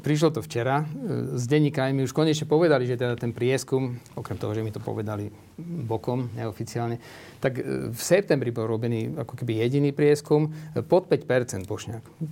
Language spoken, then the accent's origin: Slovak; Žilina, Žilina Region, Slovakia; now in Bratislava, Slovakia; Ja som zo Žiliny